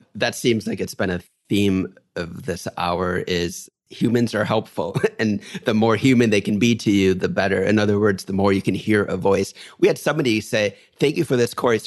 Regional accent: New York, United States; I'm a New Yorker

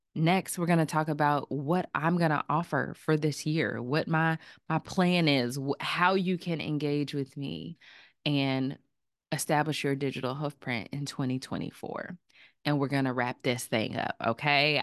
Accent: Chapel Hill, North Carolina, United States; I am a North Carolina native. I'm from Chapel Hill, North Carolina

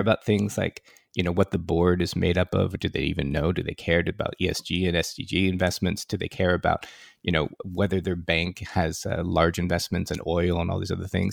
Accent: Silicon Valley, California, United States; I grew up in Silicon Valley, and I grew up in the formative years of Silicon Valley

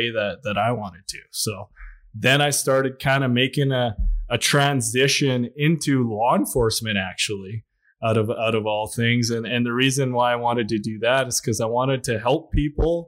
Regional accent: Williams Lake, British Columbia, Canada; moved away; also born or lived in Lac La Biche, Alberta; I was born in Williams Lake, BC.

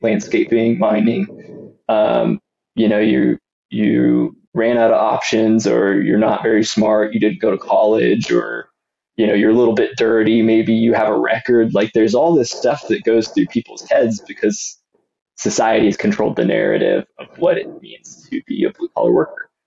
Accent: Austin, Texas, United States; I grew up just outside of Austin, Texas, in the suburbs

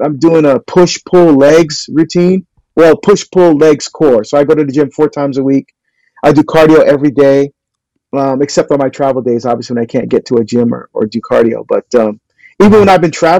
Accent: New Jersey, United States; I'm from New Jersey. I grew up on steak and ribs and burgers and bratwurst, Italian sausage

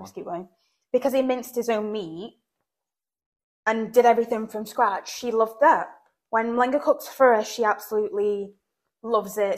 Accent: England, United Kingdom; now in Belfast, United Kingdom; growing up in England

